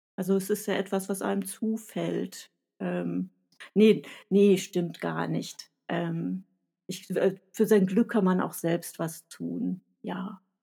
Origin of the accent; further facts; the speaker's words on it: Sauerland, North Rhine-Westphalia, Germany; accent: Sauerland; ich spreche mit sauerländischem Akzent